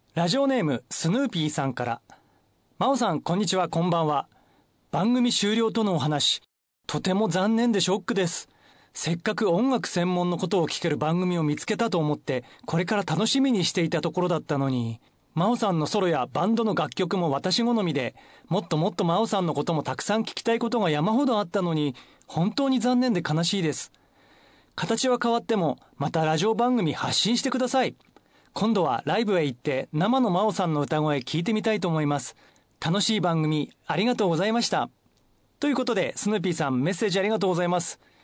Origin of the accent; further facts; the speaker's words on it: Shibutami, Iwate, Japan; 私のふるさと渋谷の姫上ホール